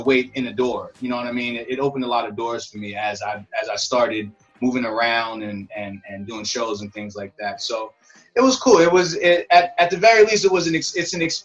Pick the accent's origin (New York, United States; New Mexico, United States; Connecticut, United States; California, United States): New York, United States; Rockland County, upstate; I'm from New York. I'm from upstate New York, Rockland County.